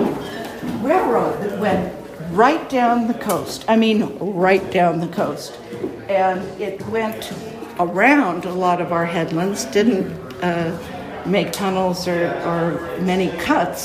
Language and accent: English; Pacifica, California, United States; moved away as an adult; also born or lived in San Francisco; I was born here in Pacifica, well, in San Francisco. And then after I graduated from high school, I moved away for about 40 years, and now I'm back